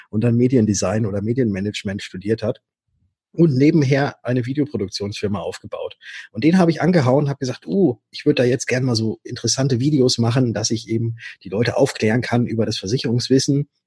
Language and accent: German; Würzburg, Bavaria, Germany; also born or lived in Stuttgart; Ich komme aus Würzburg, aber war in Stuttgart und habe dort Fahrzeug- und Motorentechnik studiert.